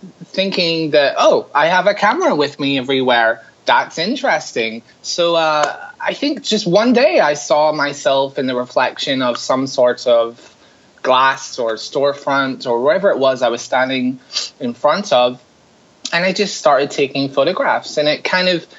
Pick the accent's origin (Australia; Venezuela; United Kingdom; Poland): United Kingdom; Larne, Northern Ireland; now in New York City, United States; I'm from Northern Ireland. I grew up in a really small town called Larne, which is just outside Belfast